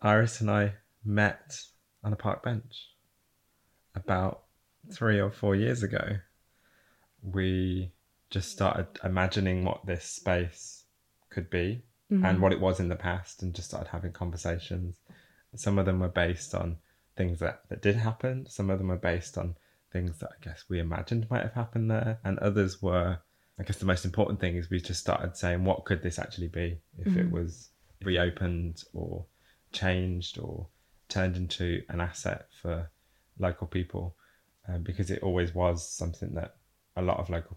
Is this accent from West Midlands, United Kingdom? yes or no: yes; Burton-on-Trent, West Midlands, United Kingdom; I was from Burton-on-Trent, which is, you know, 30 miles away